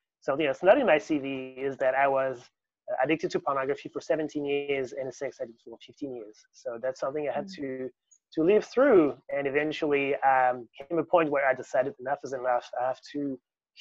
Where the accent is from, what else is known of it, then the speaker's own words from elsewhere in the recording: near Paris, Île-de-France, France; moved away as an adult; also born or lived in Sydney, Australia; I grew up in France, near Paris, where I studied fundamental physics. In 2011, I flew to Sydney